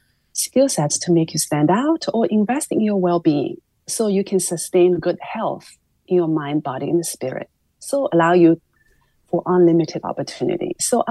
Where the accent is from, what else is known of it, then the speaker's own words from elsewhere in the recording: Shanghai, China; Oh, yeah, I grew up in Shanghai in the 70s, and there was still an instilled sense of value towards the health and longevity.